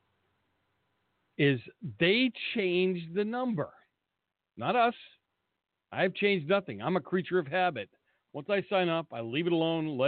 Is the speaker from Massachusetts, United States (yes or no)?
yes; Boston, Massachusetts, United States; Boston, where I come from